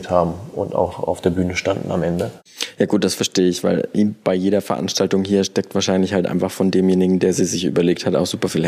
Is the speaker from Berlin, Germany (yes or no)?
no; Mainz, Rhineland-Palatinate, Germany; Nee, von außerhalb. Bin in Bretzenheim aufgewachsen.